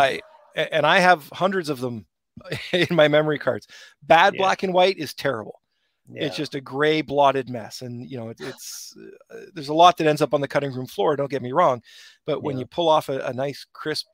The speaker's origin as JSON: {"language": "English", "town": "Brampton", "region": "Ontario", "country": "Canada", "tie": "born or raised there", "said": "I grew up in Heart Lake"}